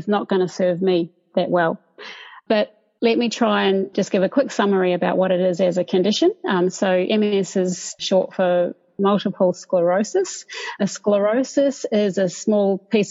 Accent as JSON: {"language": "English", "town": "Dunedin", "region": "Otago", "country": "New Zealand", "tie": "born or raised there", "moved": "as an adult", "lives_now": "Sydney, Australia", "said": "growing up in New Zealand, in Dunedin, which I love"}